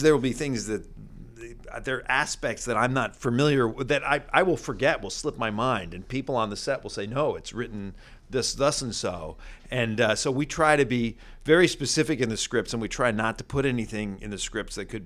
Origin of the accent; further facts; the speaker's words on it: New York, United States; I grew up in New York